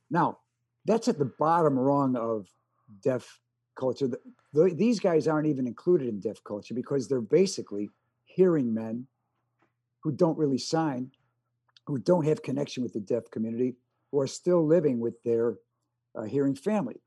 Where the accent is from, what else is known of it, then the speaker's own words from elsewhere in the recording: Chicago, Illinois, United States; first language American Sign Language; English is a second language; I grew up with deaf parents in Chicago